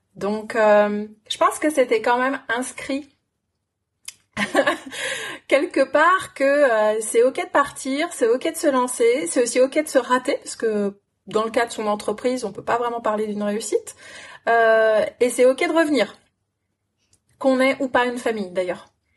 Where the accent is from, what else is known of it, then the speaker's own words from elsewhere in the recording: France; also born or lived in London / New Zealand; Je suis une Française en France